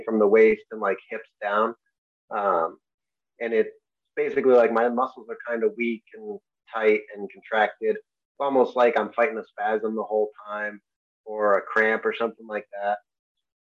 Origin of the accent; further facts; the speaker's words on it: Enfield, Connecticut, United States; I grew up in Connecticut